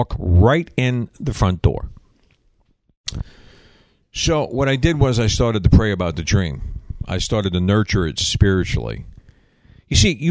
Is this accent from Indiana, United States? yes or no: no; New York, United States; I'm from New York